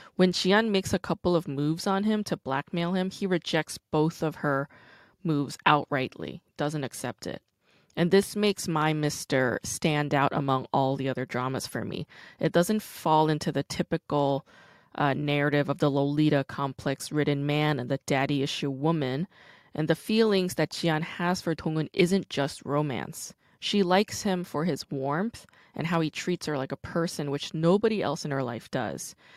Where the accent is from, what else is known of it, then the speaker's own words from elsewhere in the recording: New York, United States; also born or lived in South Korea / New Jersey; I wasn't born in the States. I was born in Korea. And then, you know, I moved to Brooklyn